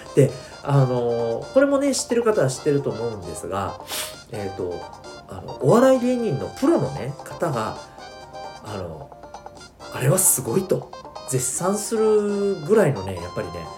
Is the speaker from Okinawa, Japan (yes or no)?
yes; Okinawa, Japan; 沖縄生まれを、えー、沖縄育ち